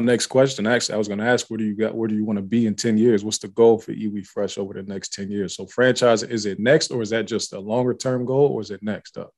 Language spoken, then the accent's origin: English; Youngstown, Ohio, United States; I'm from Youngstown, Ohio.